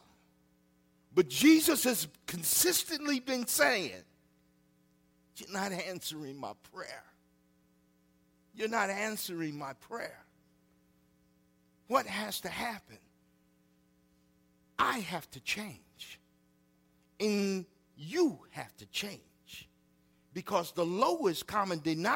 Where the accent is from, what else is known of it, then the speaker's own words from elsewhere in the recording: Freeport, Illinois, United States; I grew up on Madison Street in Freeport, Illinois.